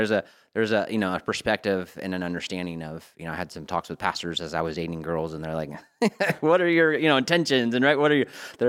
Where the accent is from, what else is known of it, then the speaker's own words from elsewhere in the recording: California, United States; also born or lived in Colorado; I was born in Colorado, Montrose, Colorado. But my mom and dad split up when I was very young. We moved out to California before I was one.